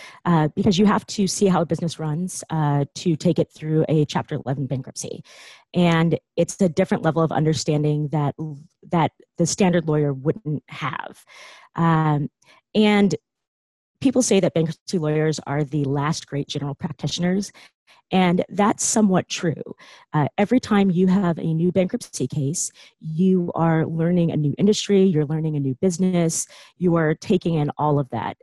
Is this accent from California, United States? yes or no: yes; Silicon Valley, California, United States; I grew up in Silicon Valley